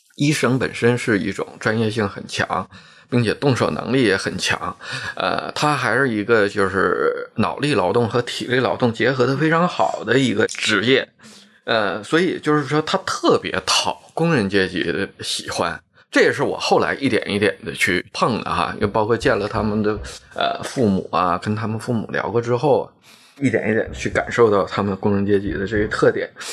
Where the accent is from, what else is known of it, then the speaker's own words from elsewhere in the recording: Shenyang, Liaoning, China; 按我们沈阳的这种说法